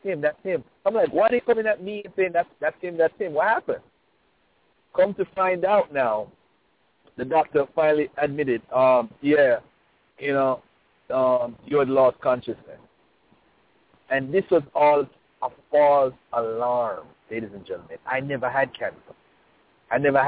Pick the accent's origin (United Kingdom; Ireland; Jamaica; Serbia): Jamaica; I'm from Jamaica